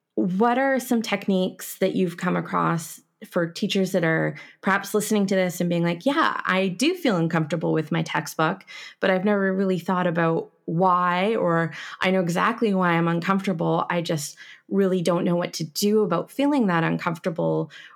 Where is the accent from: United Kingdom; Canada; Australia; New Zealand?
Canada; I am a Canadian teaching you French